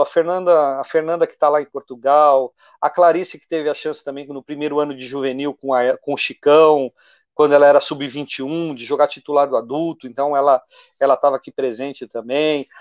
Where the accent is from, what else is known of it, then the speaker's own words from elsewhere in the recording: São Caetano do Sul, São Paulo, Brazil; also born or lived in São Bernardo do Campo; nasci em São Bernardo, mas sempre moro em São Caetano